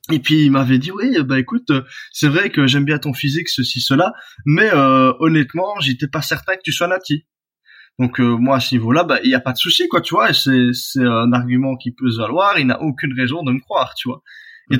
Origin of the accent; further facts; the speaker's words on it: Belgium; je suis belge